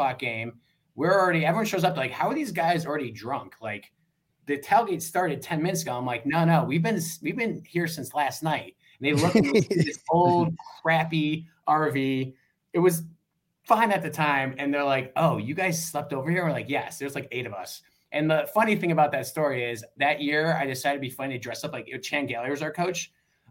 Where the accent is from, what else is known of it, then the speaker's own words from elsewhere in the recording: Rochester, New York, United States; accent: Western New York; now in Atlanta, United States; I'm from Rochester